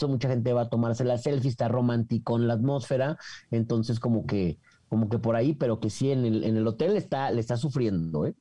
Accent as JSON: {"language": "Spanish", "region": "Jalisco", "country": "Mexico", "said": "soy de Jalisco"}